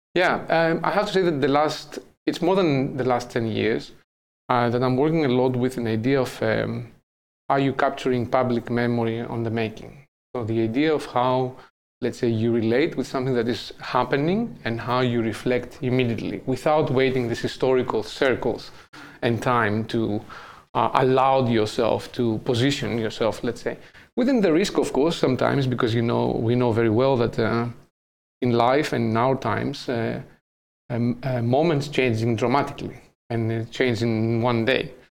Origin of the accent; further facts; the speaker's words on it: Athens, Attica, Greece; English is a second language; moved away as an adult; now in Amsterdam, Netherlands; my background is I'm from Greece, I'm from Athens